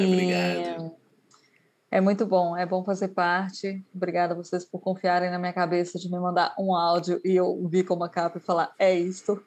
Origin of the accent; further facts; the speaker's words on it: Brazil; moved away; eu sou brasileira